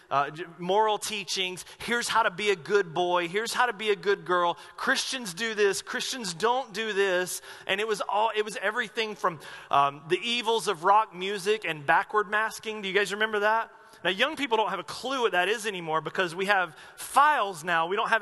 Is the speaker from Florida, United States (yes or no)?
no; Asheville, North Carolina, United States; moved away as an adult; now in Medford, United States; When I was growing up in Asheville, North Carolina, going to this church